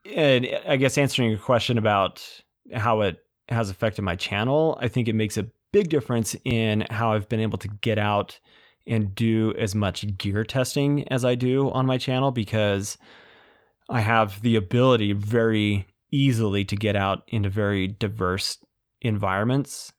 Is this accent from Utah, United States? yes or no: yes; Utah, United States; born and raised in Utah, in, uh, Utah County.